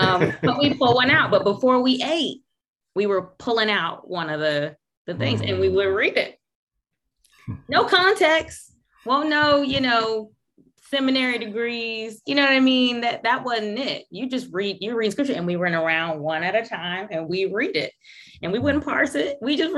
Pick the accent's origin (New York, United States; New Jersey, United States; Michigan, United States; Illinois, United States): New York, United States; Brooklyn; So my upbringing, I was born in Brooklyn, New York, and the first few years of my life from Brooklyn, but my mom's side of the family is from Rocky Mount, North Carolina.